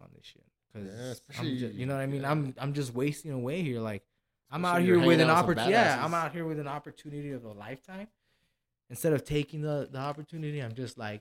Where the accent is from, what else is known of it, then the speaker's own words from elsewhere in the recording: El Paso, Texas, United States; now in Las Vegas, United States; I am from El Paso